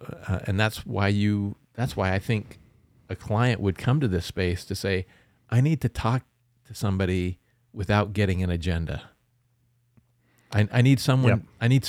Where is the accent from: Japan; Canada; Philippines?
Canada; You know, like I'm Canadian, right?